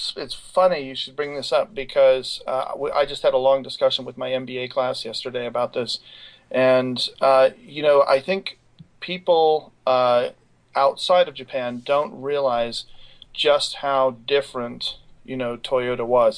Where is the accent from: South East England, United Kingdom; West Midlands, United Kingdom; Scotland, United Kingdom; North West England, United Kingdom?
Scotland, United Kingdom; moved away as an adult; also born or lived in Cambridge / Baltimore; now in United States; I grew up in Scotland